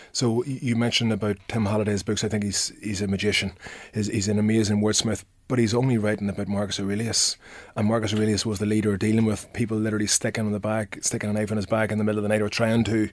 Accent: Armagh, Northern Ireland, United Kingdom; accent: northern; my northern accent

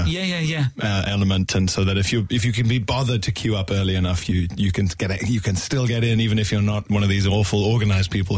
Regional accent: Isle of Man; also born or lived in Johannesburg, South Africa; Originally South Africa, but we moved when I was very young to the Isle of Mann

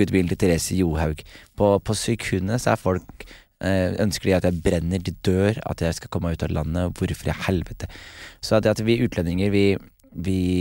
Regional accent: Skien, Telemark, Norway; moved away as an adult; jeg er hjemme i Skien

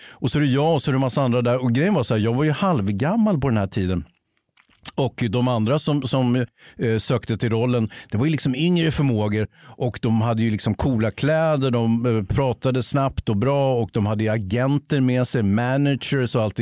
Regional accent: Sweden; jag är ju same själv. Avfall då? Alltså, jag identifierar mig som same.

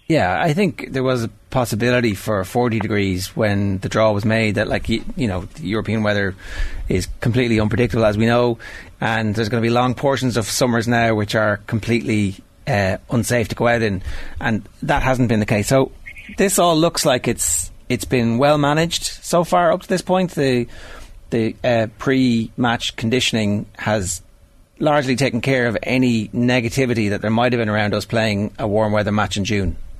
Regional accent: Ireland; we're Irish

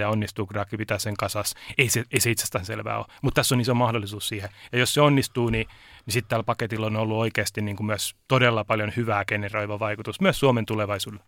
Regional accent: Turku, Southwest Finland, Finland; Mä oon Turusta kotoisin

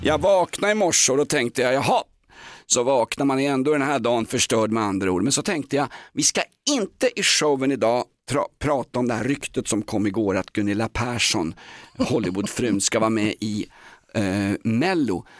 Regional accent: Stockholm, Stockholm County, Sweden; jag är kolonial stockholmare

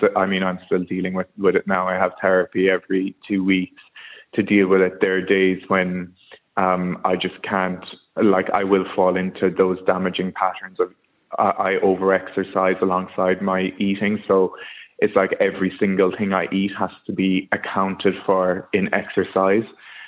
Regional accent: Kerry, Munster, Ireland; moved away as an adult; now in London, United Kingdom; I'm from Kerry. I've been living in London for about 5 years.

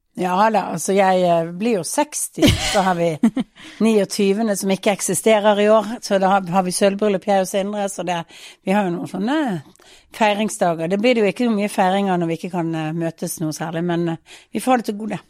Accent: Bergen, Vestland, Norway; moved away as an adult; now in Oslo, Norway; som bergensere

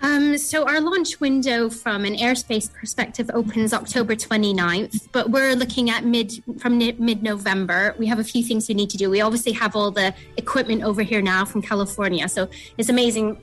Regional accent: Canada; now in Cornwall, United Kingdom; I'm from Canada originally, a very remote part of Canada

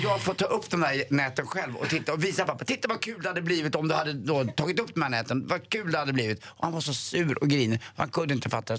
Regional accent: Stockholm, Stockholm County, Sweden; Vi läser Svenska Dagbladet hemma på Östermalm

